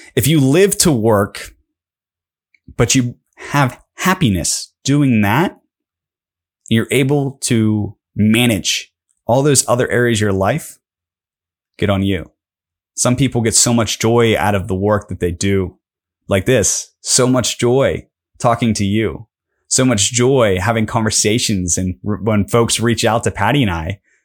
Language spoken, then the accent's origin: English; Pittsburgh, Pennsylvania, United States; I'm from Pittsburgh